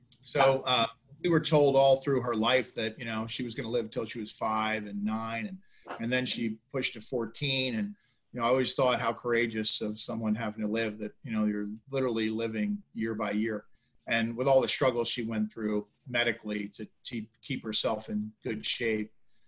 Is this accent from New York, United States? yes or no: no; Philadelphia, Pennsylvania, United States; also born or lived in California; now in Jupiter, United States; I was not. I was born in California, son of a Marine. So we bopped around the U.S., ended up going to high school and college in Philadelphia.